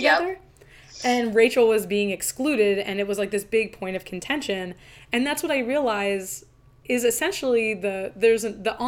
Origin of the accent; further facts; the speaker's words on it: New Jersey, United States; I'm from New Jersey